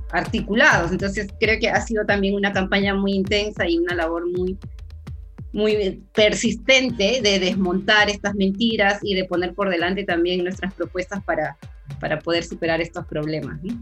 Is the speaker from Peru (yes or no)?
yes; Peru; nosotros en Perú